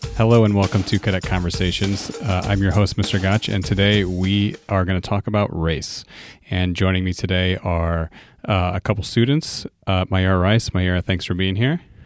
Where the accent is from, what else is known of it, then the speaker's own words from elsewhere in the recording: Fort Wayne, Indiana, United States; growing up in Fort Wayne, which is predominantly white